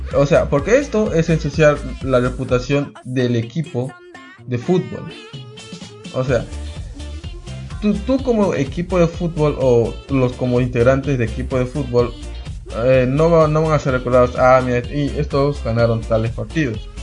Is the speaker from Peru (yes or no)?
yes; Peru; yo soy peruano